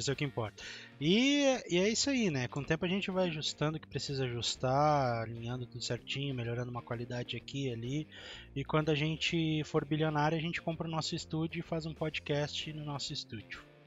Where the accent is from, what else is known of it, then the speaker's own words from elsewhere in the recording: Porto Alegre metropolitan region, Rio Grande do Sul, Brazil; nós somos do Rio Grande do Sul, tá? Da região metropolitana de Porto Alegre.